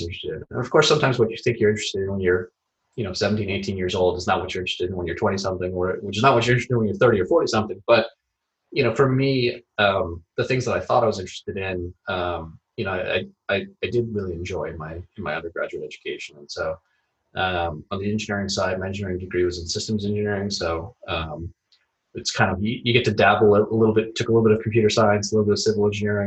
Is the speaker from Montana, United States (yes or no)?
no; Tampa, Florida, United States; moved away as an adult; also born or lived in Philadelphia; I grew up in Tampa, Florida, born and raised there